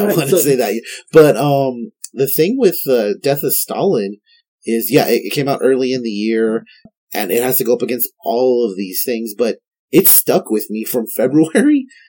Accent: El Paso, Texas, United States; Because I'm from El Paso, I'm going to cheer for El Paso.

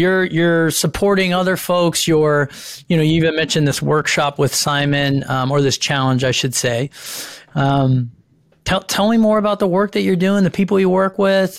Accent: Santa Barbara, California, United States; They're from Salt Lake. I'm from Santa Barbara.

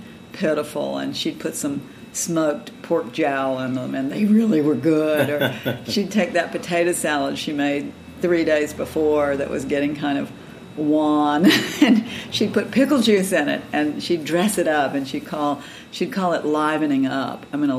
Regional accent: Georgia, United States; moved away as an adult; also born or lived in North Carolina; now in Virginia, United States; I grew up in Georgia and have spent most of my adult life in North Carolina and Virginia, but I'm the granddaughter of dirt farmers, the small farmers in Georgia.

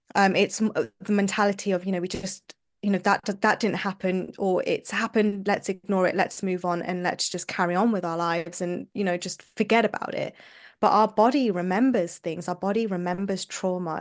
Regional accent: London, United Kingdom; moved away as an adult; now in Manchester, United Kingdom; I was born and brought up in London, U K.

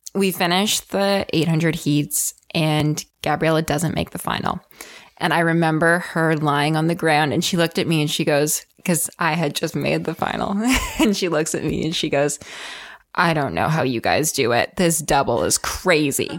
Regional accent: Ontario, Canada; We are both from Ontario, so we competed at Ofsa together

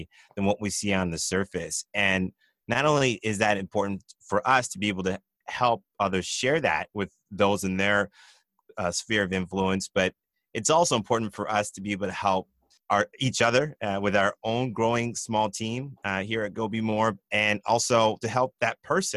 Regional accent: San Diego, California, United States; I grew up in San Diego. I went to Monta Vista High School

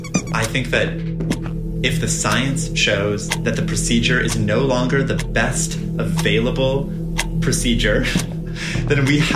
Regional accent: Nebraska, United States; I'm so proud to represent Nebraska. You know, I was raised in Nebraska. I don't know for sure if I was born there.

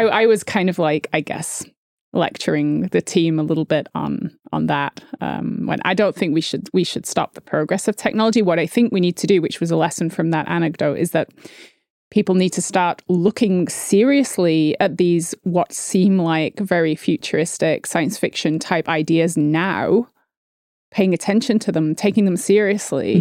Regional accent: United Kingdom; I'm British

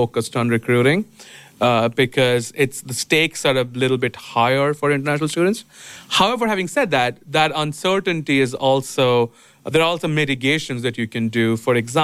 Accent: India; moved away as an adult; also born or lived in Mumbai, India; I'm from India. I lived most of my adult life in Bombay

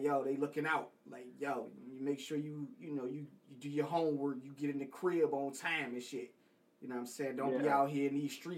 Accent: the South, United States; I'm from the South

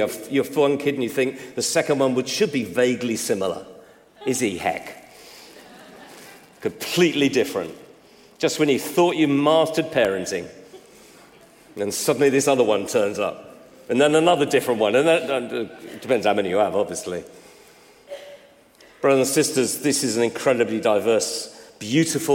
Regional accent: United Kingdom; I'm British

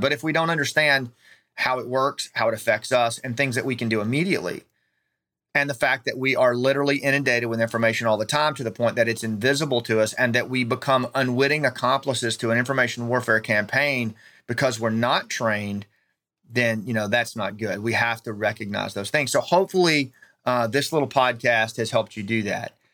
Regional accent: United States; we have an inherent obligation as American citizens

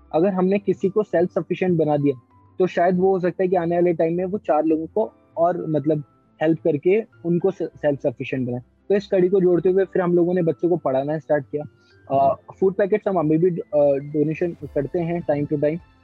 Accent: Kota, Rajasthan, India; moved away as an adult; now in Jaipur, India; मैं कोटा से बिलोंग करता हूँ करेंटली uh, मैं जयपुर में रह रहा हूँ

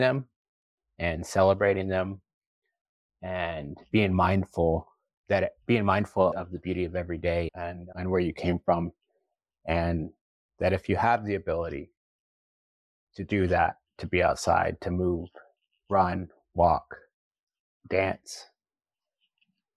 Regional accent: Oklahoma, United States; moved away as an adult; also born or lived in Boston / New York City; I grew up in Oklahoma, I grew up with my culture

